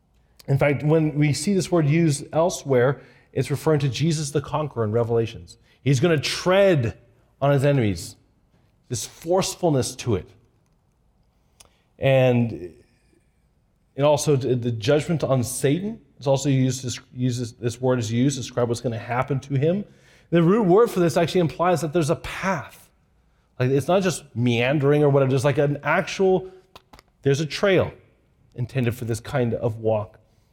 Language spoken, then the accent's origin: English; Japan; When I was a kid growing up in Japan, we walked everywhere. We bicycled everywhere.